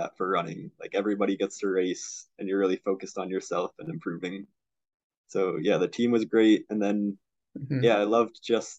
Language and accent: English; Middletown, Connecticut, United States; I'm from Middletown, Connecticut. Went to Middletown High School